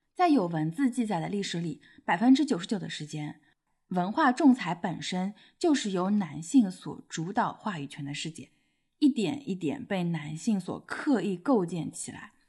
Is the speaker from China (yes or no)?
yes; Shanghai, China; 不过我们两个出生在上海，而且是独生子女